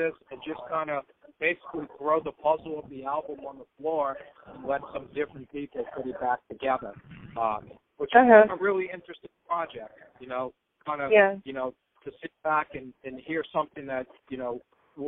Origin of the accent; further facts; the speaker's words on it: New Orleans, Louisiana, United States; I'm from New Orleans and, you know, have friends and relatives